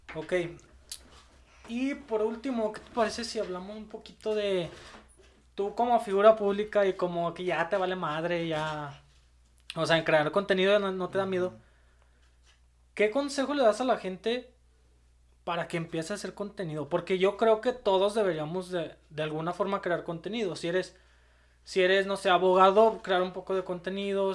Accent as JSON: {"language": "Spanish", "country": "Mexico", "said": "pues no soy colombiano, soy mexicano."}